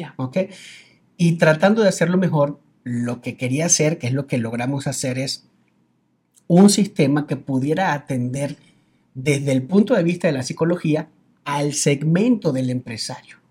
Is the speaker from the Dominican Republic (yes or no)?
no; Venezuela; now in Mexico; me dices Colombia, Cuba, Venezuela, Venezuela, exactamente